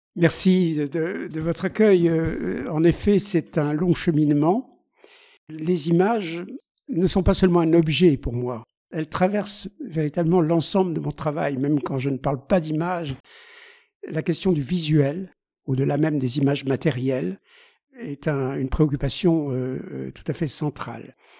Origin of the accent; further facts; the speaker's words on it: Alsace, Grand Est, France; en Alsace, qui est ma, ma région d'origine